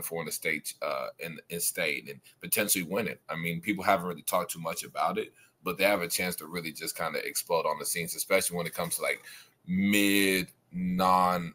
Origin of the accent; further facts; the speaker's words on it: Texas, United States; my hometown. Home state.